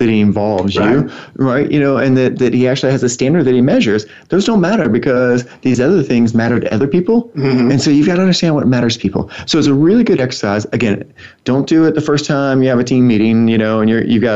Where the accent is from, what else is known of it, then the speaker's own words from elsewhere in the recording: the South, United States; growing up in the South. Sometimes we'll say things like, bless your heart.